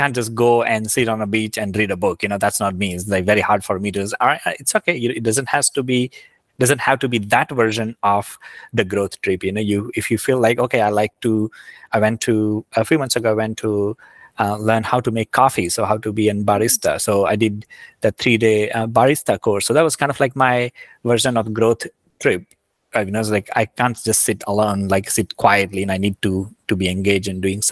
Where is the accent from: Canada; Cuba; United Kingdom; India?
India; I grew up in India